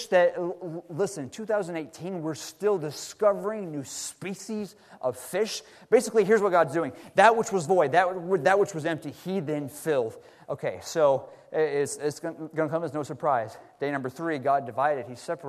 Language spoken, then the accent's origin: English; Texas, United States; now in Seattle, United States; Brother Lamar and I, growing up in Texas